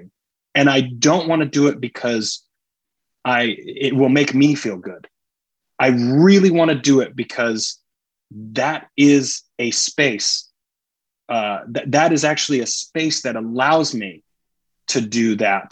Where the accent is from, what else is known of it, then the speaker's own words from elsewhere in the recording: Greenville, South Carolina, United States; I grew up in Greenville, South Carolina, which is obviously in the Bible Belt